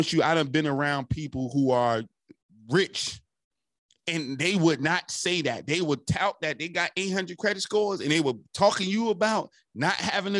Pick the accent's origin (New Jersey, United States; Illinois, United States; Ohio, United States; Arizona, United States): New Jersey, United States; Newark; I'm from Newark, right across the bridge